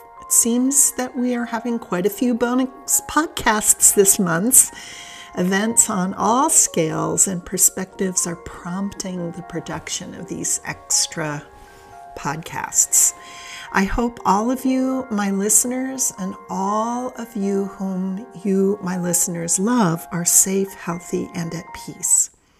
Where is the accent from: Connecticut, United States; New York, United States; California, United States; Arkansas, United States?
California, United States; Santa Ana; Where I grew up in Santa Ana, California, which was about 30 miles south of Los Angeles